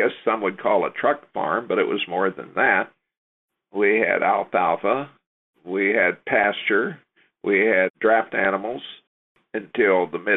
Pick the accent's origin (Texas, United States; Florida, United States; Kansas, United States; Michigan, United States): Kansas, United States; Topeka; I grew up in the Kansas River Valley near Topeka